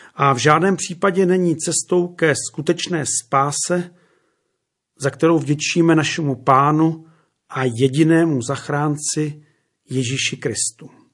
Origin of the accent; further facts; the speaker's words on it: Červený Kostelec, Hradec Králové Region, Czechia; u nás doma v Podkrkonoší, v malém podhorském městě jménem Červený kostelec